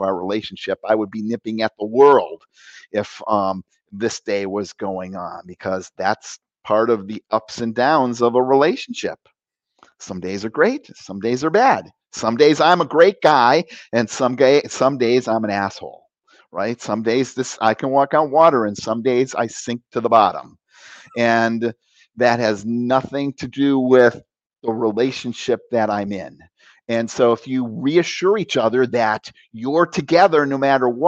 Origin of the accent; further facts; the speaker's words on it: Cleveland, Ohio, United States; I was born in Cleveland